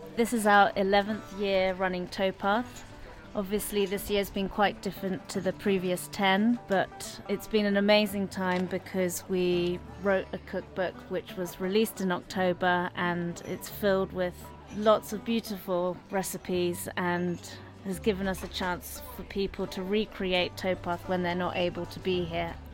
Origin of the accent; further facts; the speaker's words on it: London, United Kingdom; I was born in London and grew up in London.